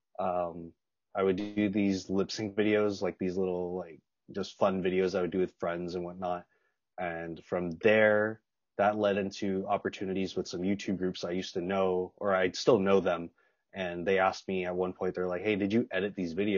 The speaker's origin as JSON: {"language": "English", "town": "Los Angeles", "region": "California", "country": "United States", "tie": "born or raised there", "also_born_or_lived": "Las Vegas", "said": "I was born in Los Angeles, then moved around a little bit, and then again moved back to LA when I was in sixth grade"}